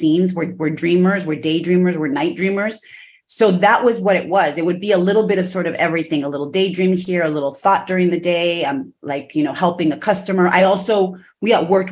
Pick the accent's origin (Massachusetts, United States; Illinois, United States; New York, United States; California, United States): California, United States; Los Angeles; born and raised in Los Angeles, you know, parents, immigrants from Mexico